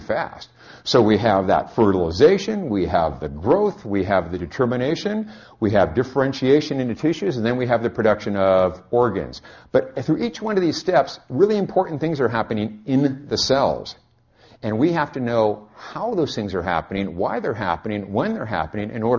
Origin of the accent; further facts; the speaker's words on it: California, United States; I'm from California